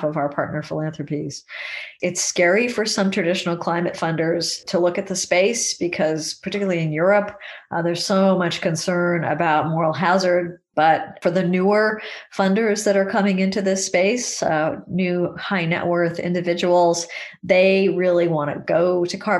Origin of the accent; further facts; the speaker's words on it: California, United States; when I was a child growing up in California